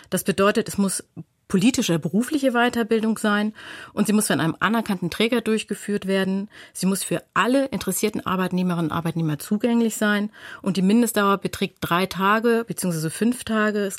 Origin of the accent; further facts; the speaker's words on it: North Rhine-Westphalia, Germany; Ich komme aus Nordrhein-Westfalen, deswegen kann ich anhand des AWBG das gerne einmal darstellen.